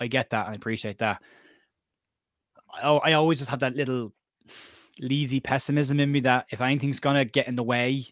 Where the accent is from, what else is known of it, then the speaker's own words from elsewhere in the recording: Cork, Munster, Ireland; I'm from Cork in Ireland